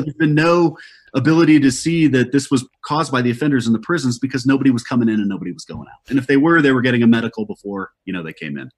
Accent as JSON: {"language": "English", "region": "Colorado", "country": "United States", "said": "my home state of Colorado"}